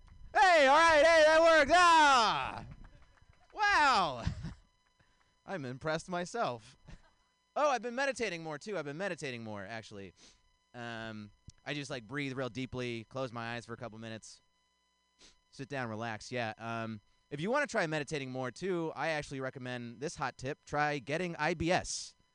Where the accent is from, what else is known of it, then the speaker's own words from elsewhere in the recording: India; I'm Indian. I'm not religious. My parents are religious.